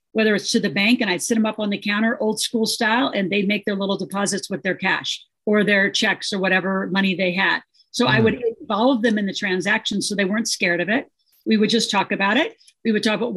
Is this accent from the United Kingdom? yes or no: no; Nebraska, United States; I grew up in Nebraska